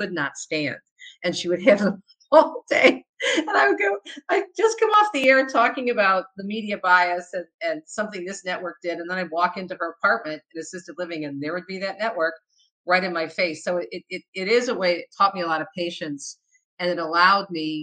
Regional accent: Michigan, United States; also born or lived in New Jersey; I was born in New Jersey, but I was raised in Michigan

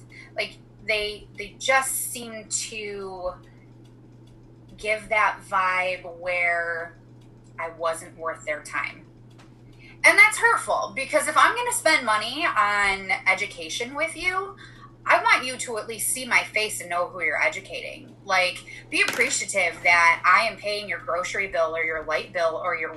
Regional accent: Michigan, United States; I'm from Michigan.

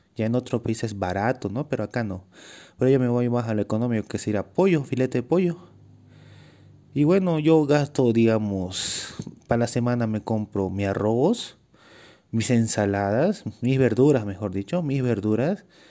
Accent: Bolivia; also born or lived in Cochabamba, Bolivia; yo soy un atleta boliviano. vivo en Bolivia, pero en el departamento de Cochabamba.

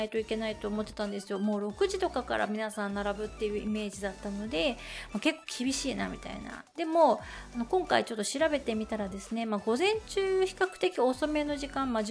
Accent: Tokyo, Japan; まあ私東京生まれ東京育ちなんですけれども

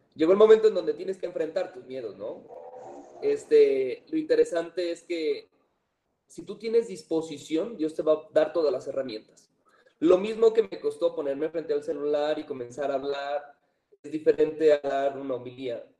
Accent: San Francisco de Asís, Jalisco, Mexico; soy originario de San Francisco de Asís, Jalisco

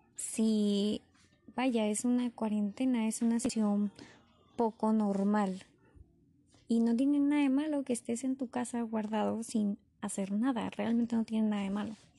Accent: Tijuana, Baja California, Mexico; Yo soy de Tijuana, Baja California.

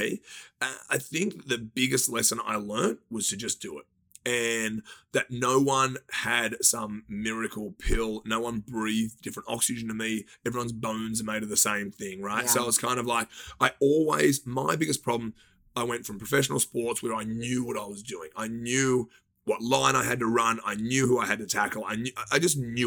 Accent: Australia; moved away as an adult; now in Los Angeles, United States; We always thought we were going to live by the beach because just being Australian.

